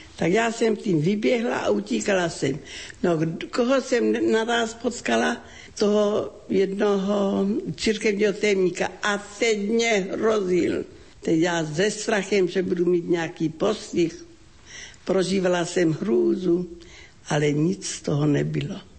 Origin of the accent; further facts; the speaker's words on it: Ratíškovice, South Moravian Region, Czechia; Pocházím z rodiny křesťanské, velmi živá fárnost. To byla obec Ratiškovice na Slovácku, okres Hodonín.